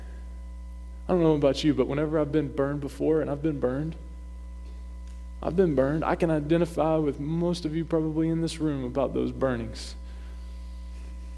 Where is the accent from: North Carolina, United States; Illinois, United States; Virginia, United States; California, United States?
North Carolina, United States; moved away as an adult; now in Maine, United States; growing up in the South, North Kakalaki, okay, where we're baptized in sweet tea